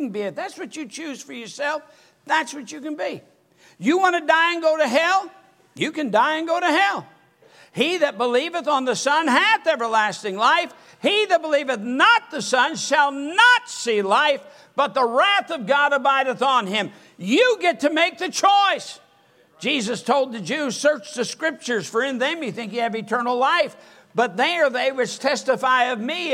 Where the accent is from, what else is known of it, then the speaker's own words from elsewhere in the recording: Michigan, United States; moved away; I was a Yankee. I was from Michigan